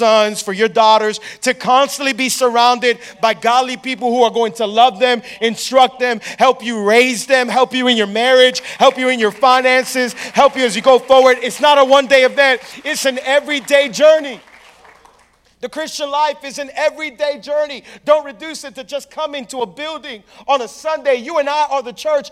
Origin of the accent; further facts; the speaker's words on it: Hialeah, Florida, United States; I grew up in Hialeah